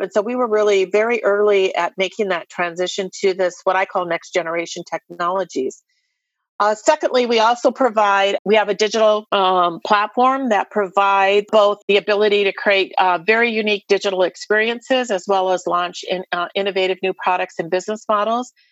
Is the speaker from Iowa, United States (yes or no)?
yes; Iowa, United States; I'm an Iowa girl, born and raised in Iowa